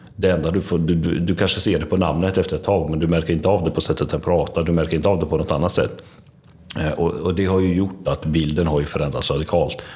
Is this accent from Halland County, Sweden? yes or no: yes; Varberg, Halland County, Sweden; also born or lived in Mitrovica, Kosovo / Tvåker; vuxit upp i Varberg och en liten by utanför som heter Tvåker